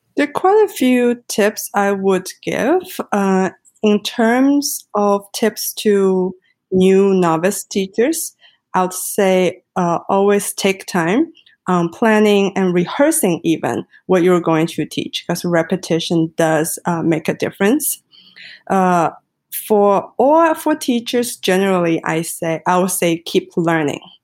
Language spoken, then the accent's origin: English; China; English is a second language; now in Vancouver, Canada; I was Chinese